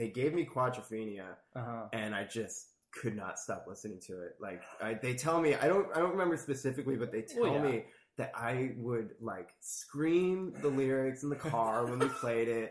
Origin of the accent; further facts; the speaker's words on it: Middletown, New Jersey, United States; also born or lived in Hoboken, New Jersey; growing up in New Jersey my whole life. And it was right outside of Red Bank, New Jersey